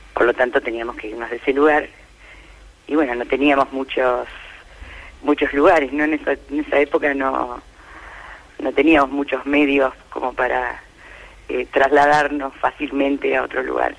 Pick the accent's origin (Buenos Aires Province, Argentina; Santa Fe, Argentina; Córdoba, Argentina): Buenos Aires Province, Argentina; Las Flores; yo soy de las Flores